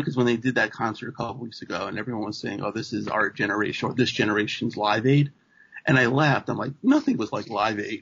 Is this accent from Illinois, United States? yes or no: no; New York City, New York, United States; also born or lived in Buffalo, United States; now in Trumbull, United States; I'm originally from Queens